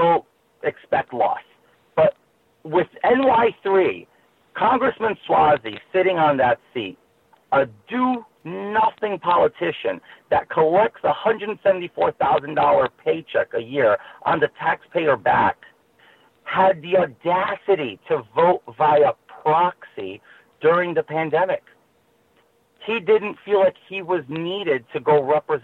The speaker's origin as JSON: {"language": "English", "town": "New York City", "region": "New York", "country": "United States", "tie": "born or raised there", "said": "I was born and raised in Queens"}